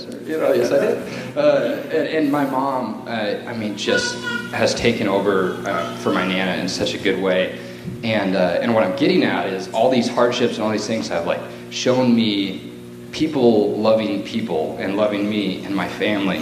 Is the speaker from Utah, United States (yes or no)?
no; Georgia, United States; moved away as an adult; now in Washington, United States; I'm originally from Georgia, and when I moved here for military purposes